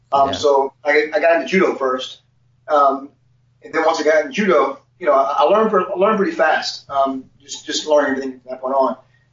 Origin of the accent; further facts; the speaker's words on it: Ohio, United States; also born or lived in Cincinnati / Nashville; I'm from Ohio originally.